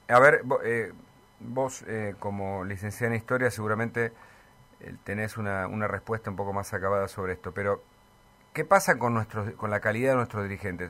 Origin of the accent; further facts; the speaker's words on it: Argentina; como argentinos